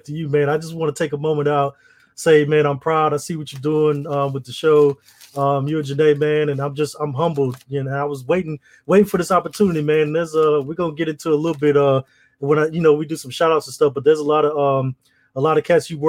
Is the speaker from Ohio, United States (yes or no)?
no; Southern Mississippi, United States; moved away as an adult; also born or lived in DMV (Washington, D.C. area); now in Washington, D.C. area, United States; I'm originally from Mississippi